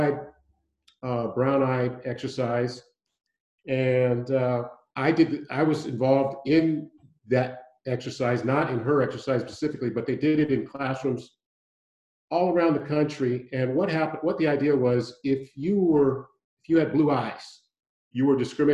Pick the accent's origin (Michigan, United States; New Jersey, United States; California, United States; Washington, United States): California, United States; San Francisco; moved away as an adult; also born or lived in Houston, Texas; now in Santa Barbara, United States; I was born and raised in San Francisco